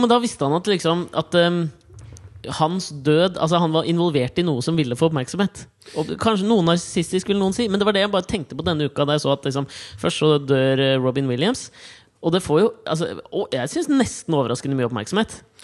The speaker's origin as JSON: {"language": "Norwegian", "town": "Kolbotn", "region": "Akershus", "country": "Norway", "said": "der jeg kommer fra"}